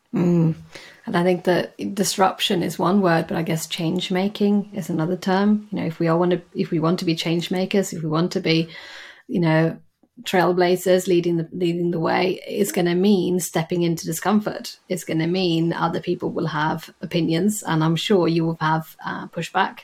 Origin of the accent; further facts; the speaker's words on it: Sweden; moved away as an adult; now in London, United Kingdom; I am from Sweden